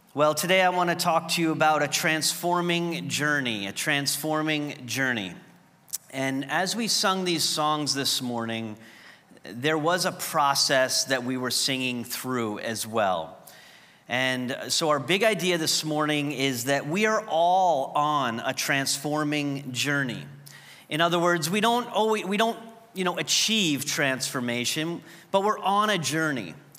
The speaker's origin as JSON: {"language": "English", "region": "New York", "country": "United States", "moved": "as an adult", "said": "I was the fu-, first person at Trinity from New York."}